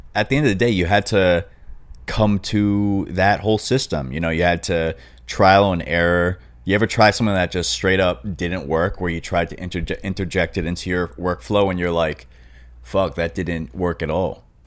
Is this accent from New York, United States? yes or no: yes; Long Island, New York, United States; moved away as an adult; now in Los Angeles, United States; when I was growing up on Long Island